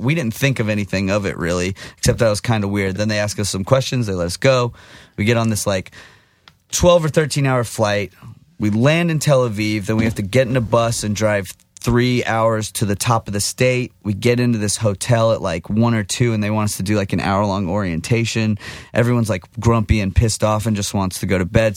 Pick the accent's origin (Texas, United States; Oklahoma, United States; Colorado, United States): Texas, United States; I'm from Texas, but I'm Jewish